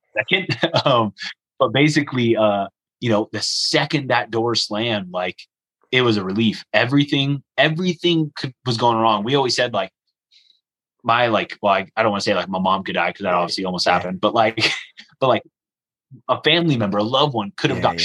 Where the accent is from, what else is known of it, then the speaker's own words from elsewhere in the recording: United States; I'm from America